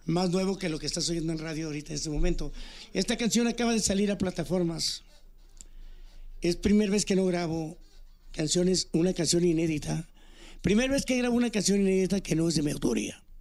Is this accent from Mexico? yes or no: yes; Cherríos, Sinaloa, Mexico; also born or lived in Villa Unión, Sinaloa; fui parte del coro de la iglesia, tanto allá en mi rancho en Cherríos. Ajá como en Villa Unión cuando llegué al área de Mazatlán